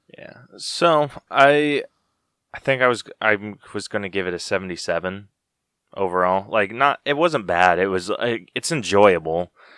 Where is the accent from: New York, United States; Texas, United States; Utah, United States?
Utah, United States; growing up in Utah